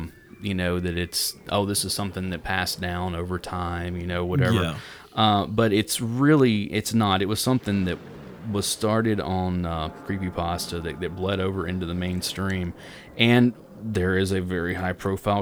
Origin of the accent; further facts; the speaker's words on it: Tennessee, United States; we're from Tennessee